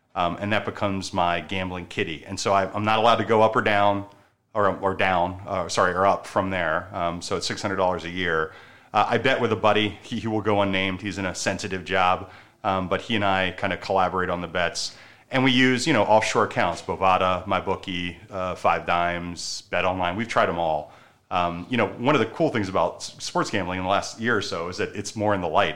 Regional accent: Baltimore, Maryland, United States; moved away; I'm from Maryland, from Baltimore

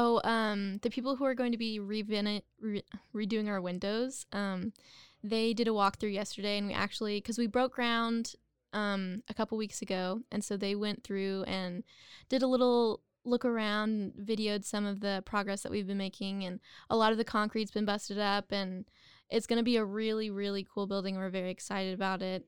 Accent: Waco, Texas, United States; also born or lived in Denton, Texas; I am a Waco native, and I went to high school here

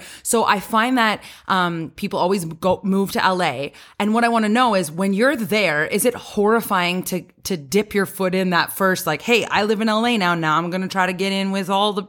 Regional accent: Canada; because as a Canadian, we always like hear this in the movies and stuff as well.

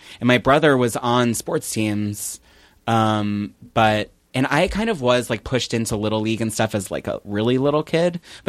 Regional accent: Philadelphia, Pennsylvania, United States; I'm from Philly.

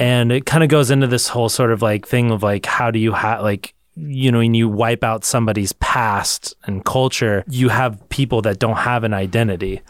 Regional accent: California, United States; I identify more as, like, as a Californian than I do as an American.

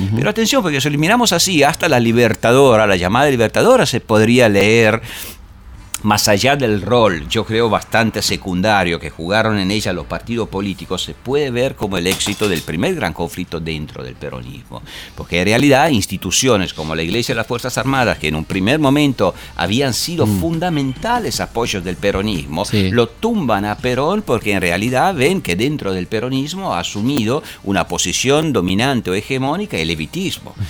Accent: Italy; yo vengo de Italia, ah. hemos tenido 20 años de berlusconismo

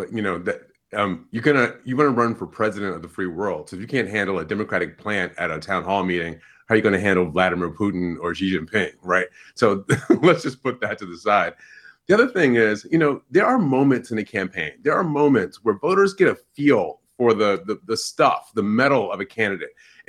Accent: Detroit, Michigan, United States; Where I grew up in Detroit

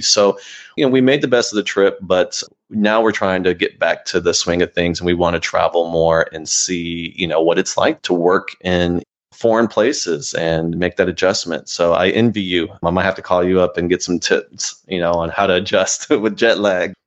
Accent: Austin, Texas, United States; also born or lived in Houston, Texas; I grew up in Austin, Texas

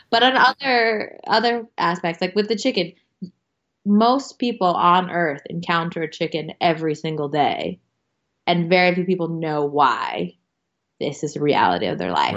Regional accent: United States; I'm an American

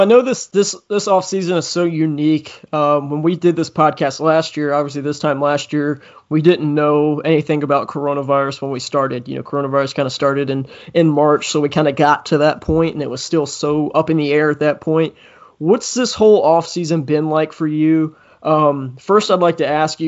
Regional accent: Richmond, Virginia, United States; I'm from Richmond.

